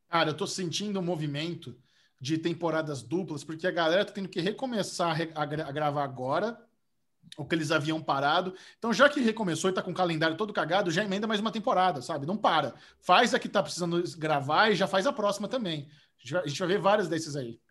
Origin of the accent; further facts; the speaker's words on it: Brazil; eu, sou do Brasil